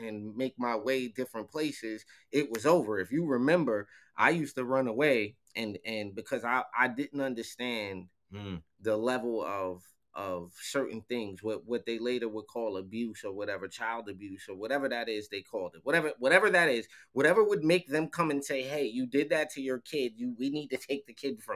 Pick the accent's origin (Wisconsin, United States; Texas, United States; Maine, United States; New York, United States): New York, United States; Mount Vernon; born or raised there